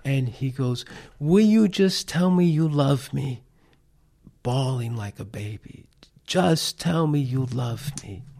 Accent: New York City, New York, United States; moved away; him and I grew up in Manhattan, New York. That's where I'm from, that's where I was born.

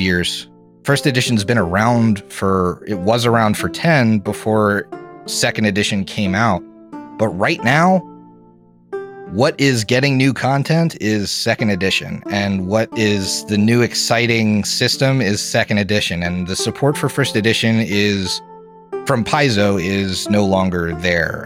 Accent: Philadelphia, Pennsylvania, United States; moved away as an adult; now in Columbus, United States; I'm from Philadelphia, actually, and mm-hmm. I now live in Columbus

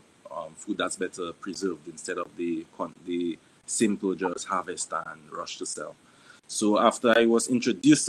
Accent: Salisbury, Saint Joseph, Dominica; also born or lived in Dublanc, Dominica; I grew up in Salisbury. I was raised by my aunt

